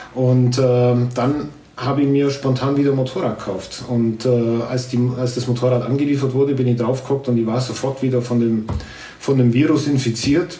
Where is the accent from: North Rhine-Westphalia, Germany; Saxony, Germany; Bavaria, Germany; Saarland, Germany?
Bavaria, Germany; Grumbach; als ich Grumbach verlassen habe